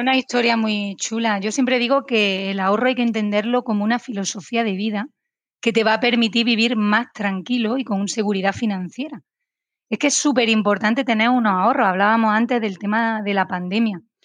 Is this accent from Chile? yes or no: no; Spain; aquí en mi país, en España